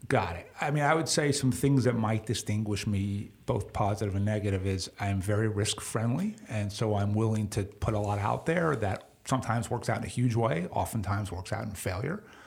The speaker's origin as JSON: {"language": "English", "region": "New York", "country": "United States", "tie": "born or raised there", "said": "growing up in New York"}